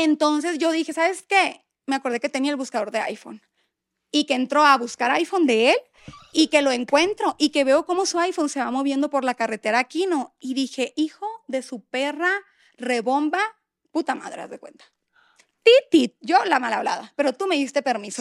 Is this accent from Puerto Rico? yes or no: no; Hermosillo, Sonora, Mexico; moved away as an adult; also born or lived in Monterrey; Somos de Hermosillo, para los que no sepan, pero vivíamos en Monterrey